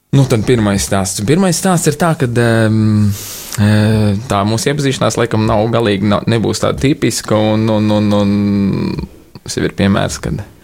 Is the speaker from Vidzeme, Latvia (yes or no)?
no; Liepāja, Kurzeme, Latvia; moved away as an adult; now in Riga, Latvia; es nāku no Liepājas